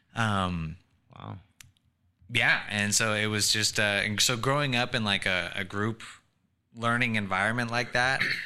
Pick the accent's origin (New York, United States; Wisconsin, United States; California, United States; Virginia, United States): California, United States; Sacramento; also born or lived in Tempe, Arizona; I just say I'm from Sacramento